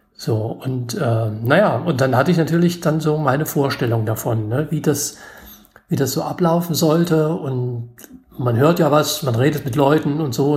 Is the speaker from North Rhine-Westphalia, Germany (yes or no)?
no; Gotha, Thuringia, Germany; ich komme aus Gotha, Thüringen